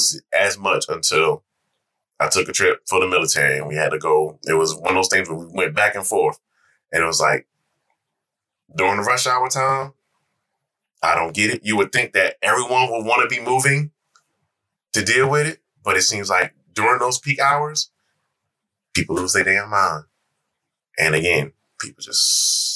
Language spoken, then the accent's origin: English; New York, United States; moved away; I grew up in New York